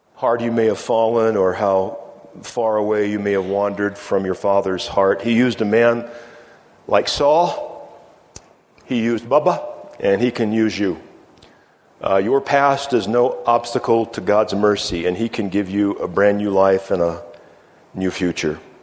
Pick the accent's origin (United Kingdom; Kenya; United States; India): United States; Virginia; moved away as an adult; also born or lived in Iowa / Minnesota / New Mexico; I moved away from Virginia